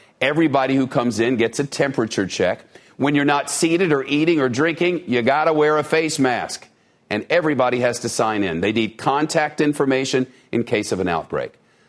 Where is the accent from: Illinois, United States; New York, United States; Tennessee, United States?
New York, United States; New York City; as a New Yorker and a downtowner